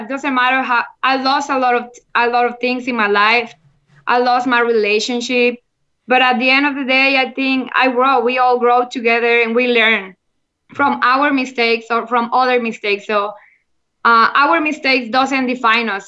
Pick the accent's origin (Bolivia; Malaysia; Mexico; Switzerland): Mexico; Monterrey, Nuevo León; English is a second language; I'm from Monterrey, Mexico, and I'm the first Mexican playing on the LFL